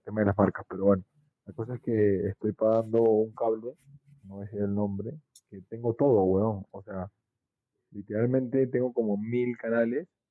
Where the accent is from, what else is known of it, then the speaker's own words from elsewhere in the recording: Avellaneda, Buenos Aires Province, Argentina; moved away; como yo crecí en Avellaneda